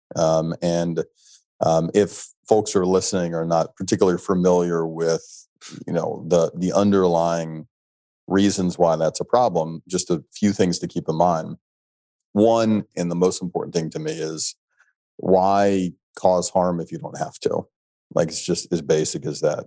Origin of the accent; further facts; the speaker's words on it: Alabama, United States; moved away; growing up in Alabama